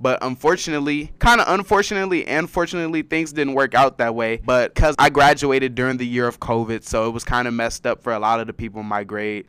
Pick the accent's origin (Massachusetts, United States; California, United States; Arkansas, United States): California, United States; Carson; moved away as an adult; now in San Diego, United States; I'm from Los Angeles, a city in, in Los Angeles called Carson, California